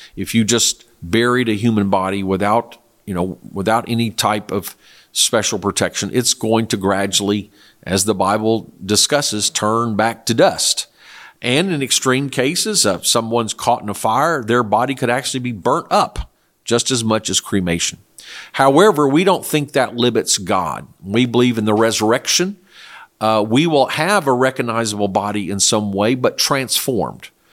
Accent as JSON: {"language": "English", "country": "South Korea", "tie": "born or raised there", "moved": "yes", "said": "I was raised in Korea"}